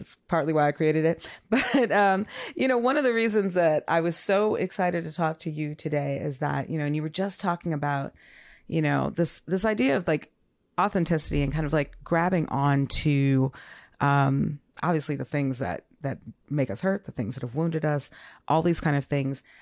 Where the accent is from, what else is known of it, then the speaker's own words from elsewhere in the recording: Minneapolis, Minnesota, United States; I grew up uh, in, mostly in North Minneapolis